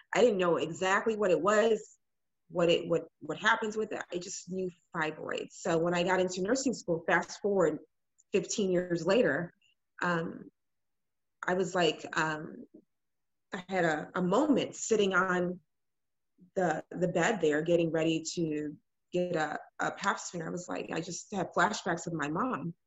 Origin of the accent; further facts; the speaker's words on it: Illinois, United States; also born or lived in Ghana (family); now in Houston, United States; I am originally from Illinois. Um, my family's from Ghana, and um, I live. I've been living in Houston for the last about six, seven years